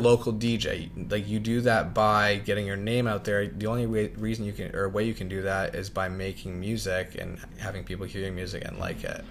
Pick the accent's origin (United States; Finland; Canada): Canada; Niagara Falls, Ontario; also born or lived in Chippawa, Ontario / London, Ontario; now in Toronto, Canada; I was born and raised in Niagara Falls